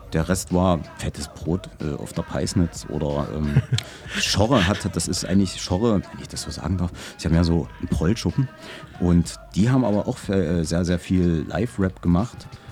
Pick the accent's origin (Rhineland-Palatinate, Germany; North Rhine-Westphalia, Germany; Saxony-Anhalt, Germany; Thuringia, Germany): Saxony-Anhalt, Germany; Halle; Halle Saale geboren, bin immer noch da, werde wahrscheinlich für immer da bleiben